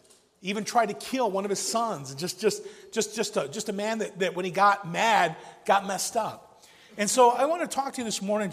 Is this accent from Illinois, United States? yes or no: yes; Chicago, Illinois, United States; I grew up in South Chicago